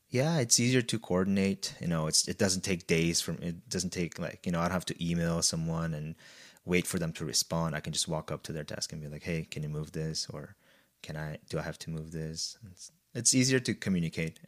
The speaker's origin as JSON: {"language": "English", "country": "Brazil", "tie": "born or raised there", "moved": "as an adult", "said": "I was born and raised in Brazil, and I went to an in-, international high school there"}